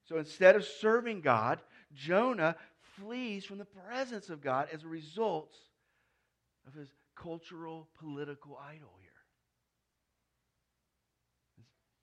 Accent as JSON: {"language": "English", "country": "United States", "said": "I'm an American"}